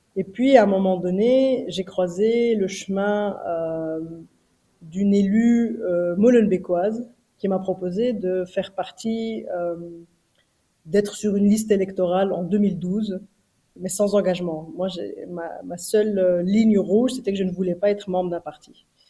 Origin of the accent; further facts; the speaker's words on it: Brussels, Brussels-Capital Region, Belgium; On a grandi donc à Bruxelles